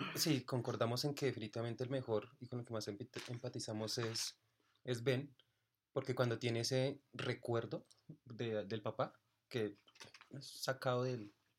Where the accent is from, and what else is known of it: Colombia